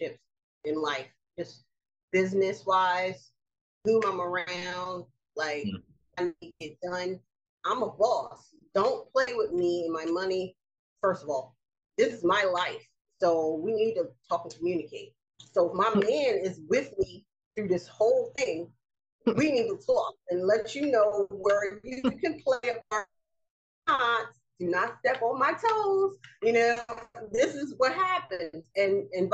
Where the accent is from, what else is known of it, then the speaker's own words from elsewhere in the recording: United States; being an American